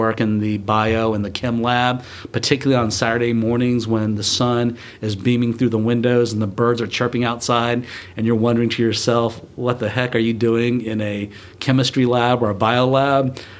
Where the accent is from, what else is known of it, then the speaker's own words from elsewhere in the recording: Enterprise, Alabama, United States; moved away as an adult; also born or lived in Buenos Aires, Argentina / North Carolina; now in Atlanta, United States; I was born in Buenos Aires, Argentina, where my parents were missionaries, and raised in a small town in Alabama called Enterprise, where my father was the pastor of the First Korean Baptist Church. I'm Korean by heritage